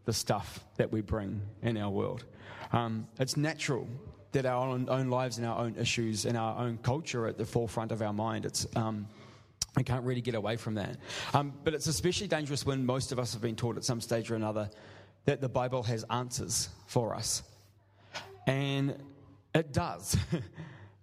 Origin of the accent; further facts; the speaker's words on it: New Zealand; moved away; I'm from New Zealand